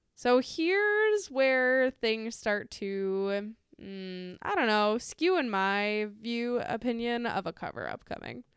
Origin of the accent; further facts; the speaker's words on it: United States; I'm an American